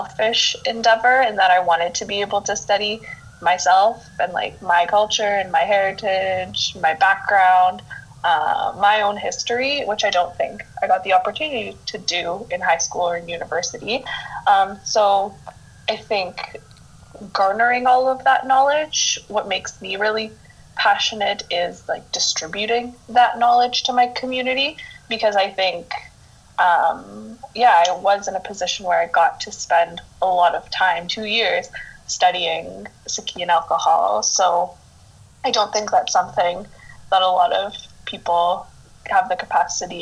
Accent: Winnipeg, Manitoba, Canada; moved away as an adult; now in Hamilton, Canada; born and raised in Winnipeg, which is central Canada, but I've been living in Hamilton, which is about 40 minutes from Toronto.

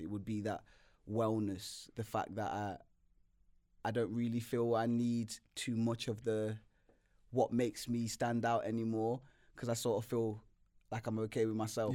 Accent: Nottingham, East Midlands, United Kingdom; moved away; also born or lived in London; I've, grew up in London for a long time, but I'm from Nottingham. and I grew in Nottingham for a long time

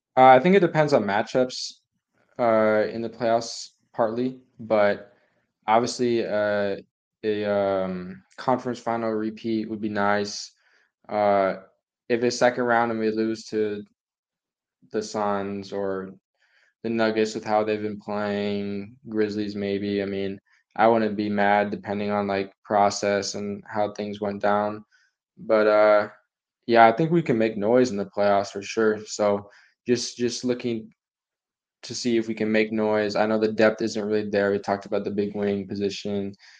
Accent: Dallas, Texas, United States; I'm from Dallas

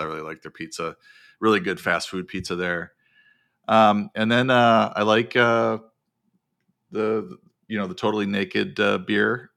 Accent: Wisconsin, United States; now in California, United States; growing up in Wisconsin

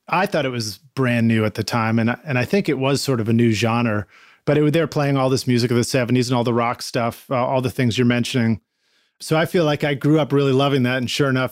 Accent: Boston, Massachusetts, United States; moved away; I grew up in Boston as well. I've been gone for so long

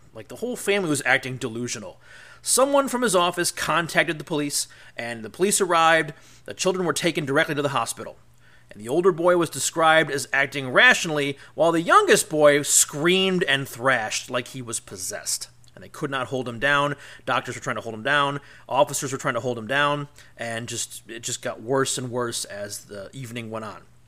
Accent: Cleveland, Ohio, United States; my hometown in Cleveland, Ohio

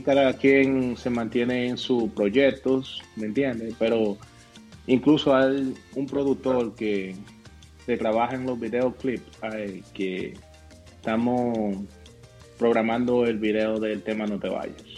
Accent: Tenares, Hermanas Mirabal, Dominican Republic; now in Boston, United States; mi pueblo, Tenares

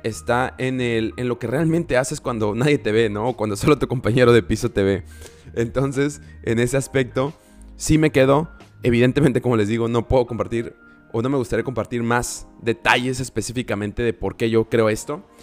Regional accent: Villahermosa, Tabasco, Mexico; moved away; mi ciudad natal, que es Villahermosa, Tabasco. Y bueno, no es natal, pero donde crecí.

